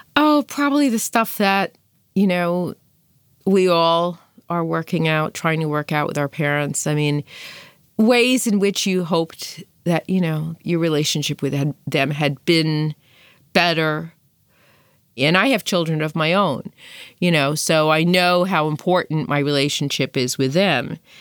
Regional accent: New York City, New York, United States; I'm from Brooklyn

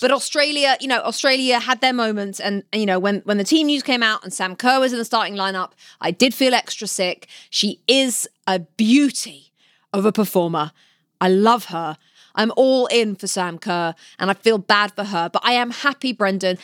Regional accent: London, United Kingdom; I grew up in West London, in the back garden, playing football with my brother in goal

